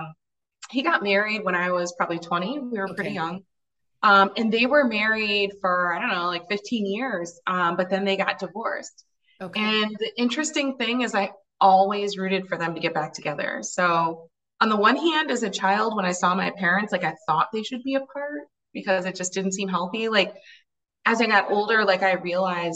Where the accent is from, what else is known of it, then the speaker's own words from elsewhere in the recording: Ann Arbor, Michigan, United States; I grew up in the Midwest in Ann Arbor